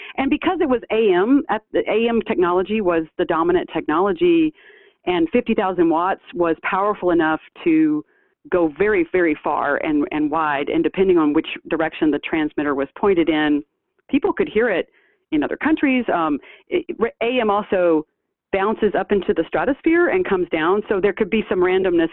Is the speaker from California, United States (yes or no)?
no; Shreveport, Louisiana, United States; moved away as an adult; also born or lived in Michigan; I'm from Shreveport, born and raised, uh, as was my mother before me